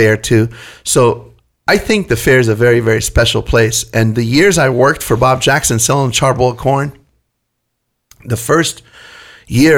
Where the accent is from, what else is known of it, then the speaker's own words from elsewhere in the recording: Damascus, Damascus Governorate, Syria; now in California, United States; I grew up very poor in Syria, Damascus, Syria